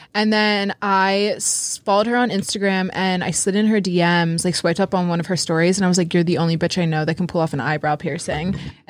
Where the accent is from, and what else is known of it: Lancaster, Pennsylvania, United States